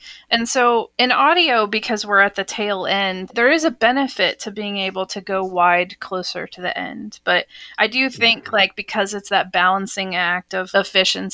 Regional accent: Texas, United States; moved away as an adult; also born or lived in Austin, Texas / Seattle; as a kid growing up in Texas

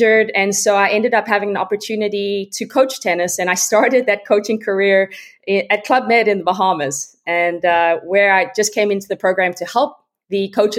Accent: South Africa; now in Austin, United States; I'm originally from South Africa. I grew up in a small town

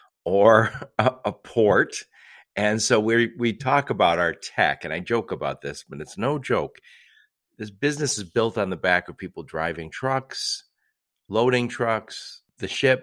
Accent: United States; I am of Irish descent. I'm an American through and through. Ireland would never claim me, but all my relatives are from Ireland.

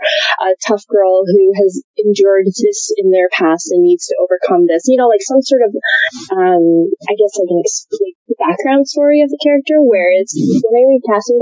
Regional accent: Florida, United States; I grew up in a small town in Florida

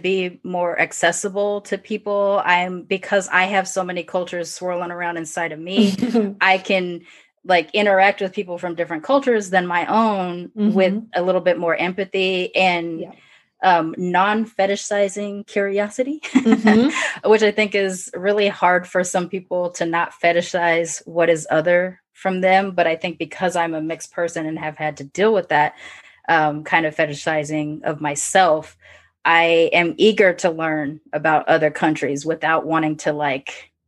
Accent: United States; I'm American, born in America, I was raised partially by a British Caucasian woman and a Japanese woman

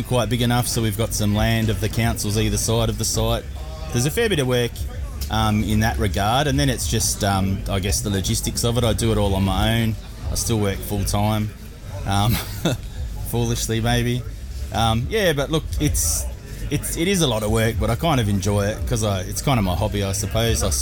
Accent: Horsham, Victoria, Australia; my hometown, Horsham

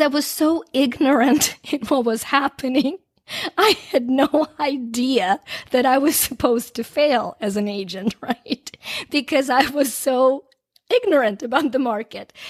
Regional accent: Ukraine; moved away; I grew up in Ukraine back when it was a part of the Soviet Union. Um, I left shortly after it became independent.

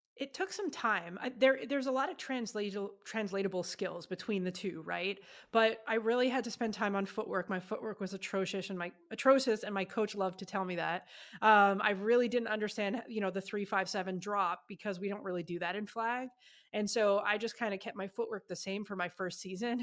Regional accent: Ottawa, Ontario, Canada; moved away as an adult; now in United States; my hometown, Ottawa, Canada

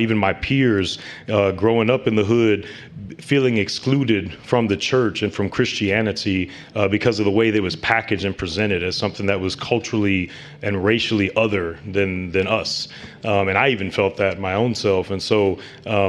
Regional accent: St. Louis, Missouri, United States; I'm from St. Louis, Missouri, born and raised, and St. Louis. I grew up in the inner city on the west side

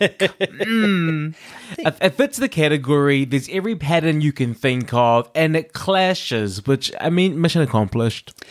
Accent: New Zealand; growing up in New Zealand

